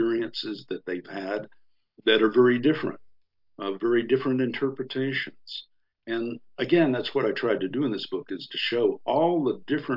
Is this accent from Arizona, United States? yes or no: no; Texas, United States; I grew up in Texas on a cattle ranch